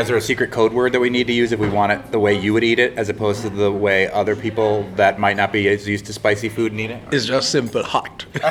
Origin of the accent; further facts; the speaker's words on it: Grenada; now in Pittsfield, United States; I'm from Grenada